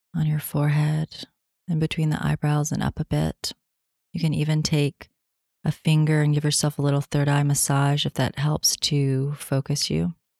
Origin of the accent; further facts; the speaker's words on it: Tennessee, United States; moved away; I'm coming at you from Tennessee, my home state